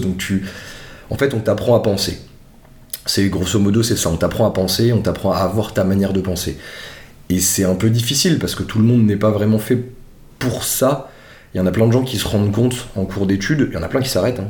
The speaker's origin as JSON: {"language": "French", "town": "Strasbourg", "region": "Grand Est", "country": "France", "said": "je suis originaire de Strasbourg"}